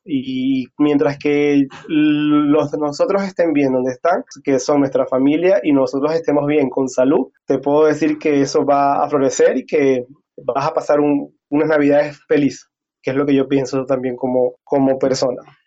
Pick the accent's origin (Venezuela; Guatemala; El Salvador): Venezuela; Cabimas, Zulia; moved away as an adult; also born or lived in Maracaibo, Venezuela / Caracas, Venezuela / La Guaira, Venezuela / Peru; now in Curitiba, Brazil; la ciudad donde yo nací, que es de Cabimas, tuve que migrar para Maracaibo, para la capital